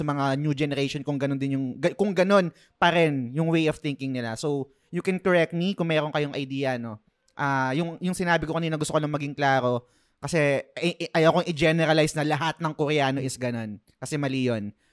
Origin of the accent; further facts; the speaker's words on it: Philippines; bilang Pinoy